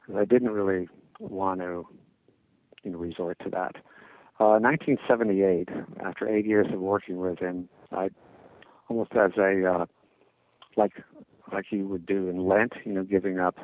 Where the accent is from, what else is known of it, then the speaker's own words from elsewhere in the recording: New England, United States; I am from New England